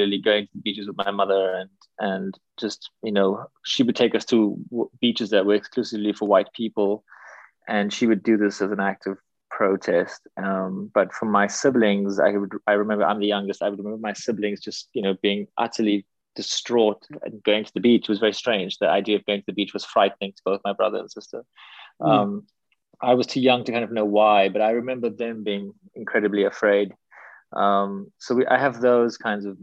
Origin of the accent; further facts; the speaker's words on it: Cape Town, Western Cape, South Africa; I'm from Cape Town. So in Cape Town, you know, we also have this relationship with the ocean